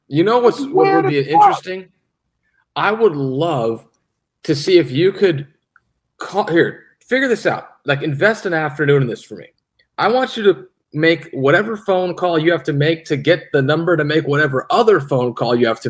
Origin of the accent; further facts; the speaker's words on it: St. Louis, Missouri, United States; I'm from Northside St. Louis. I'm not doing that shit.